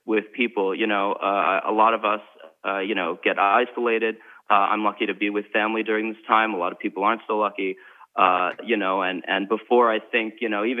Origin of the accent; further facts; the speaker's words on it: New York, United States; I'm a New Yorker